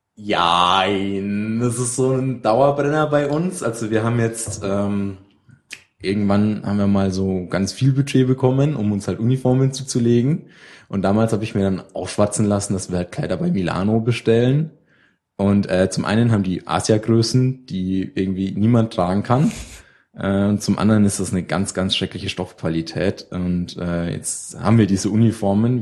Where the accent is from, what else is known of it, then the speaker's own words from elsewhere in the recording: near Würzburg, Main-Spessart, Bavaria, Germany; ich komme aus der Nähe von Würzburg, äh, ein kleines Dorf irgendwo in den, äh, hintersten